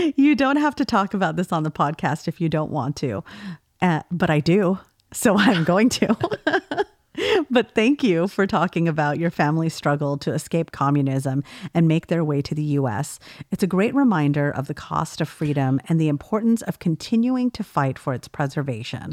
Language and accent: English; California, United States; I'm from California